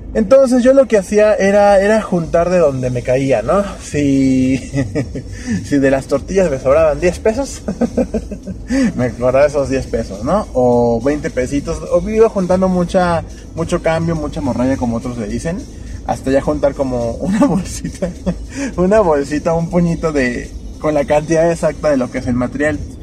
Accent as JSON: {"language": "Spanish", "country": "Mexico", "said": "nosotros como, como personas, como mexicanos"}